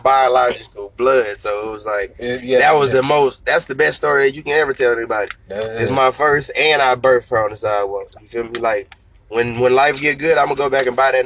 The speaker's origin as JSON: {"language": "English", "town": "Fayetteville", "country": "United States", "said": "I'm from Fayetteville"}